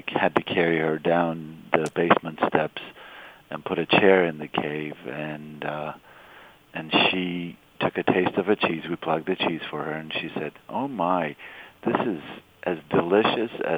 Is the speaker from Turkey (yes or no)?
yes; Istanbul, Turkey; moved away as an adult; also born or lived in California, United States; now in Boston, United States; I grew up in Istanbul